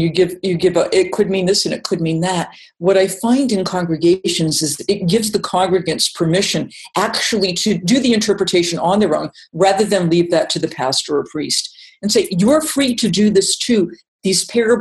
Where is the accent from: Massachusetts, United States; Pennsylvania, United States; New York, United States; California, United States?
Massachusetts, United States; I'm from Massachusetts. I learned all about the Pilgrims